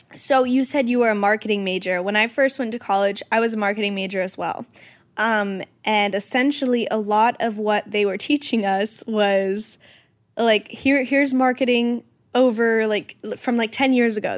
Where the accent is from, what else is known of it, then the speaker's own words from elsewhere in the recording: Georgia, United States; moved away; my hometown friends